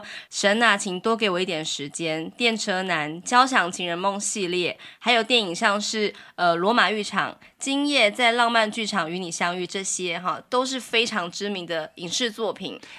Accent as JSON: {"language": "Chinese", "region": "Taoyuan", "country": "Taiwan", "also_born_or_lived": "Zhongli", "said": "我是桃园人"}